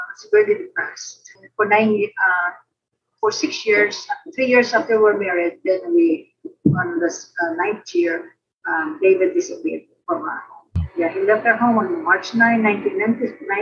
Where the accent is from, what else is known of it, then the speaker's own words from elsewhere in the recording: Philippines; now in United States; I grew up in the Philippines, grew up in a Christian home